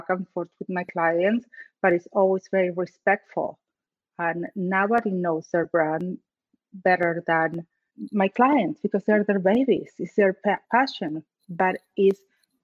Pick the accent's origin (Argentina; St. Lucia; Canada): Argentina; English is a second language; moved away as an adult; I'm from Argentina.